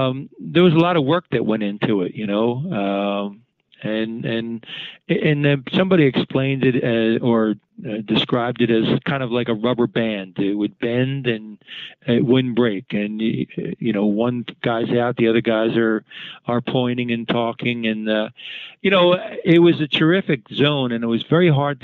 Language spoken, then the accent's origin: English; Philadelphia, Pennsylvania, United States; I grew up in West Philly.